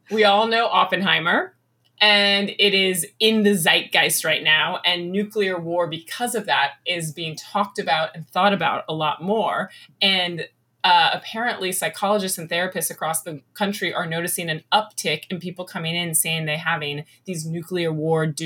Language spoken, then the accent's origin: English; Los Angeles, California, United States; I grew up in Hollywood and I was still living in Hollywood, working in Hollywood around the time that Priuses came online.